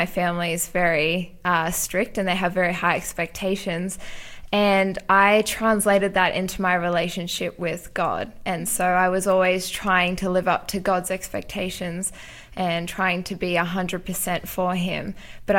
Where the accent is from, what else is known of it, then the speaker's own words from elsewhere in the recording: Central Coast, New South Wales, Australia; also born or lived in South Africa / Newcastle, Australia; I grew up in South Africa and then moved to Australia when I was 10 and have kind of grown up on the Central Coast